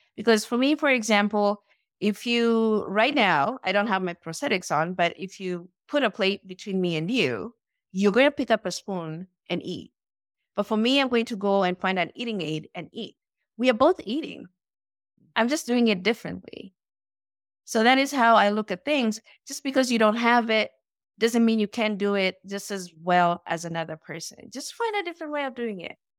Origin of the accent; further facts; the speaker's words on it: Nairobi, Kenya; moved away as an adult; now in United States; I was born and raised in Nairobi, Kenya